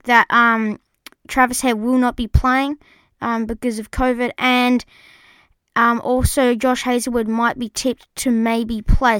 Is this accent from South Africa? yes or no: no; Australia; us Aussie